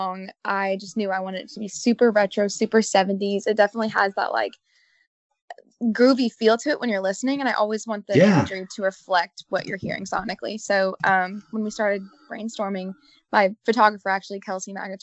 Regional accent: Columbia, Missouri, United States; my hometown, Columbia, Missouri

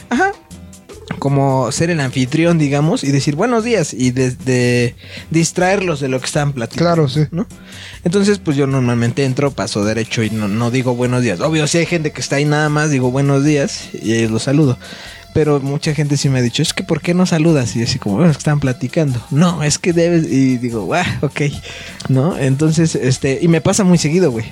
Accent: Mexico; soy mexa, güey. Soy bien mexicano

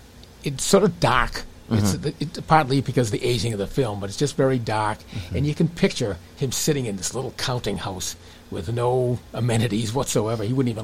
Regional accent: New England, United States; I come from New England

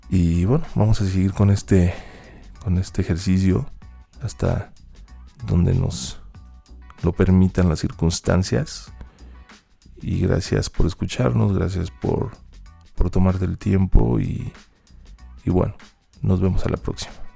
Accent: Mexico; nuestra realidad como mexicanos

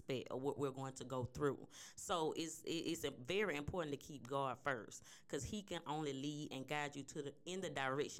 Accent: Mobile, Alabama, United States; now in Humble, United States; I'm originally born and raised in Mobile, Alabama. I have moved to Humble, Texas, and I am loving living here

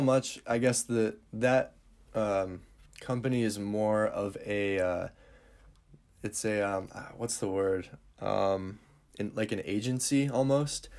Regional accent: Northern Michigan, United States; where I'm from, Northern Michigan is absolutely beautiful

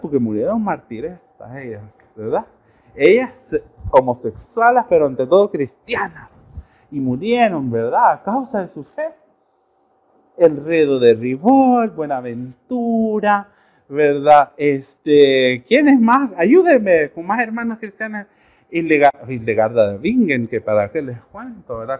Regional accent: El Salvador; Nosotros como salvadoreños

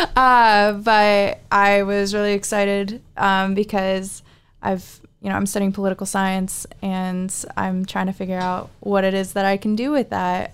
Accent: Anchorage, Alaska, United States; I'm from Anchorage, Alaska

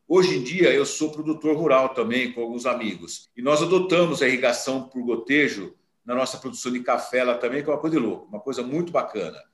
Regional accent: São Paulo, Brazil; also born or lived in Campinas; eu nasci em Campinas, eu nasci em Campinas, mas muito novo, meus pais mudaram para São Paulo, então eu fui criado em São Paulo

